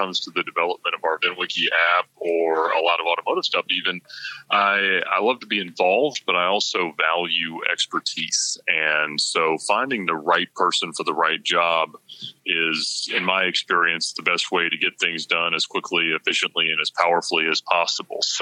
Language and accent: English; Buford, Georgia, United States; also born or lived in Alpharetta, Georgia / Johns Creek, Georgia; I grew up in Buford, Georgia, about 45 minutes northeast of Atlanta